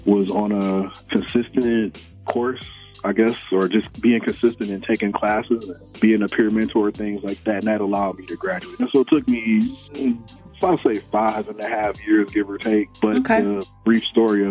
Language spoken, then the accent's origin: English; Detroit, Michigan, United States; moved away as an adult; also born or lived in Minnesota; now in Minneapolis, United States; Born and raised in Detroit, Michigan. Lived there pretty much my entire life before I transitioned over to Minnesota